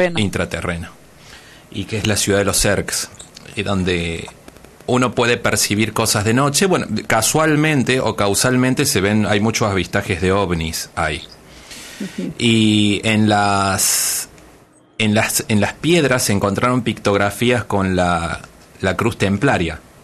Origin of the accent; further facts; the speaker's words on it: Argentina; now in Tijuana, Mexico; soy más tijuanense que muchos tijuanenses, pero soy nacido en Argentina